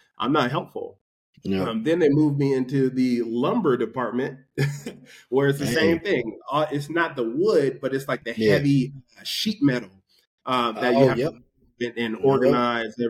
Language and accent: English; California, United States; moved away as an adult; also born or lived in Bakersfield / Denver, Colorado; now in Los Angeles, United States; I'm from California